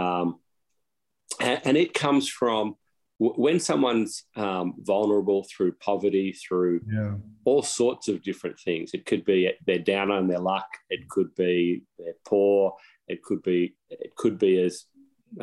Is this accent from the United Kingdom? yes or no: no; Australia; now in United States; I'm an Aussie, live in the US now